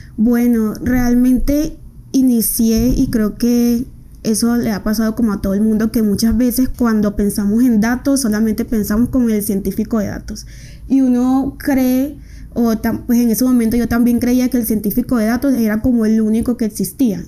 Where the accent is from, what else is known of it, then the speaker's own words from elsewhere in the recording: Riohacha, La Guajira, Colombia; moved away as an adult; now in Medellín, Colombia; soy una mujer proveniente de La Guajira, de Rihuacha. Eh, vine a estudiar a Medellín